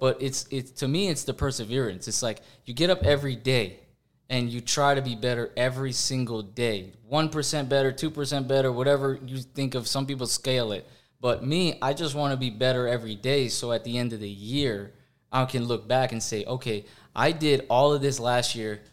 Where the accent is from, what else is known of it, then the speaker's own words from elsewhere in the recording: Florida, United States; I grew up in Florida